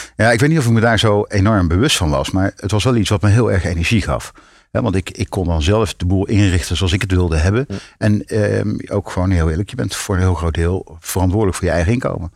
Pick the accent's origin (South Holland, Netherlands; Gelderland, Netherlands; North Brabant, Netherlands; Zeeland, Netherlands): North Brabant, Netherlands; in mijn studententijd in Brabant, waar ik vandaan kom